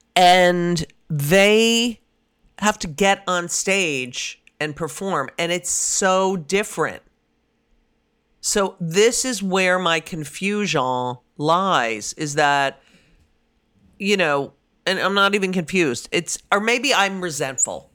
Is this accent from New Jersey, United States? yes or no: yes; New Jersey, United States; moved away; I didn't have fun growing up in New Jersey